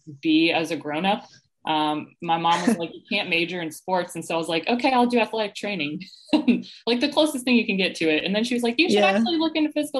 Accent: Atlanta, Georgia, United States; moved away as an adult; also born or lived in Tennessee / Lexington, Kentucky; now in Columbia, United States; I was actually born and raised in Atlanta

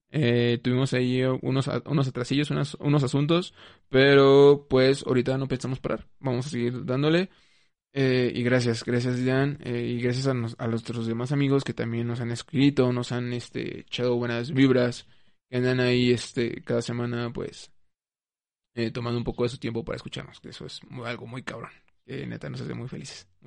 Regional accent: Mexico; pues soy mexicana.

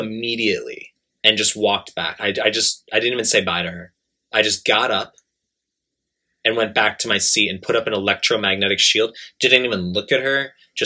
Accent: New York, United States; now in Japan; I'm from New York.

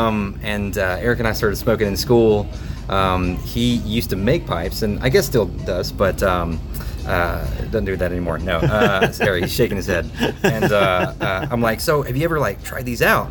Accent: South Carolina, United States; moved away as an adult; also born or lived in Indiana; now in Sacramento, United States; I'm originally from South Carolina. Currently living in Sacramento

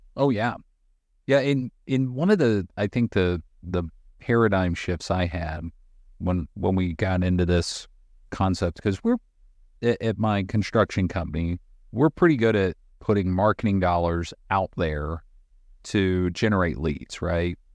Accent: Boone, North Carolina, United States; I'm from North Carolina. I grew up in a small town called Boone

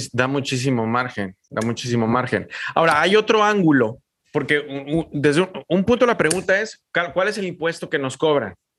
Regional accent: Mexico; los mexicanos éramos los raros

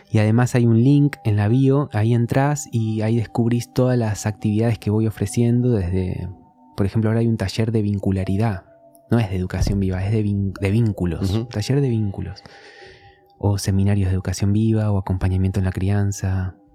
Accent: San Antonio de Padua, Buenos Aires Province, Argentina; Sí, de zona oeste de San Antonio de Padua.

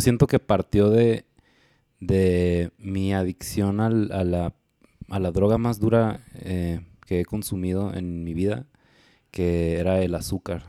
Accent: Hermosillo, Sonora, Mexico; also born or lived in Guadalajara; yo soy de Hermosillo

